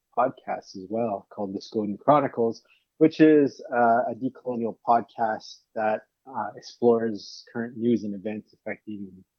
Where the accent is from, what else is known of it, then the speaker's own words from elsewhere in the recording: Manitoba, Canada; I come from Saguin First Nations in Manitoba, Treaty 1 territory.